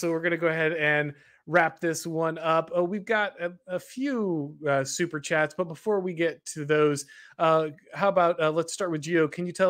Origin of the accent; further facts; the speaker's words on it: Southeast, United States; now in Florida, United States; I'm down in Florida here. I grew up in the Southeast